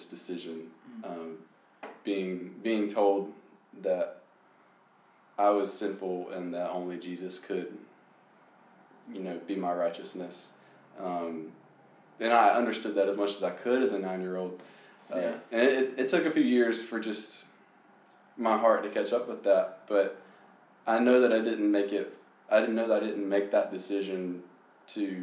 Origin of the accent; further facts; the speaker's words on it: Lancaster, South Carolina, United States; now in Columbia, United States; I'm from Lancaster, South Carolina